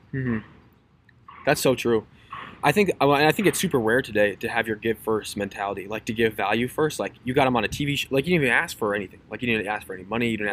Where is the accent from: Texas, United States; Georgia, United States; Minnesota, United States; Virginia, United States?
Minnesota, United States; my hometown, like in the middle of nowhere, Minnesota